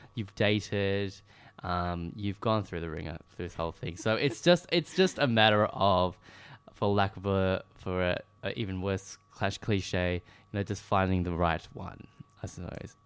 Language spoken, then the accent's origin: English; Melbourne, Victoria, Australia; now in Sydney, Australia; where I grew up in Melbourne